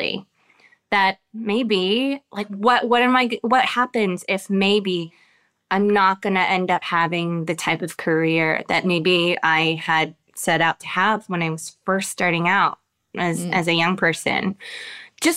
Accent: United States; as I've lived my life here in America as an American woman

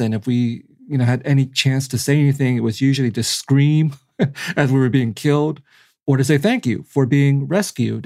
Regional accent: San Jose, California, United States; also born or lived in Vietnam; now in Los Angeles, United States; when I was four, and and I grew up in San Jose, California

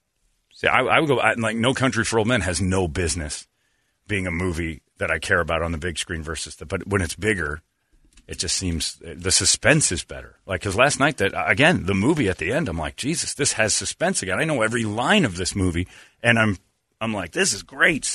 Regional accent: Tucson, Arizona, United States; born there; Not saying much, because I was born in the Dirty T. That's Tucson.

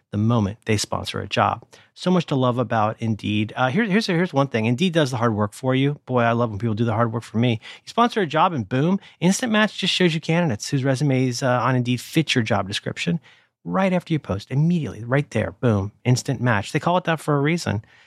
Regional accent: Ohio, United States; moved away; growing up in Ohio

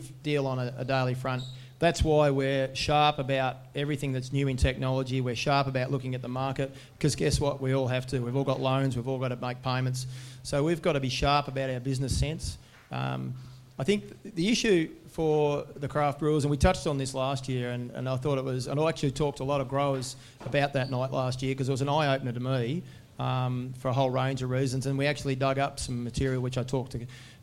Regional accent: Rupanyup, Victoria, Australia; my hometown, Rapanyup

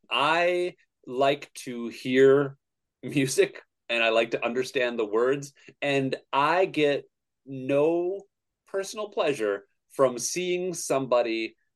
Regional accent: Lake Mills, Wisconsin, United States; So I grew up in Wisconsin in a tiny little town called Lake Mills, which has about less than 4,000 people in it when I was growing up.

